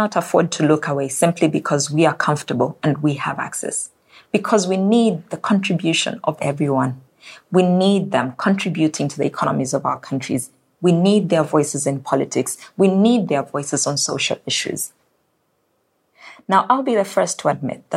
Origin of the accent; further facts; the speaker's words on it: Zambia; My home country of Zambia relies on agriculture.